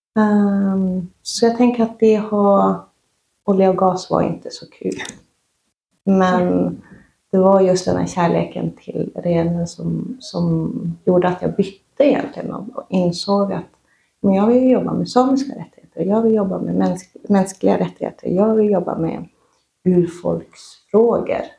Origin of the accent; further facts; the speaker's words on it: Sweden; also born or lived in Oslo; Jag är uppvuxen i en renskötarfamilj i Svarkensita och i Vapsten sameby